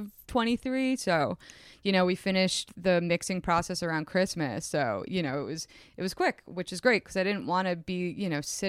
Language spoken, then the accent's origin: English; suburban New Jersey, United States; I grew up outside of New York City in suburban New Jersey. And if you know anything about suburban New Jersey, it's a pretty boring place to grow up. There's not much to do. And I was lucky because I lived so close to the Hudson.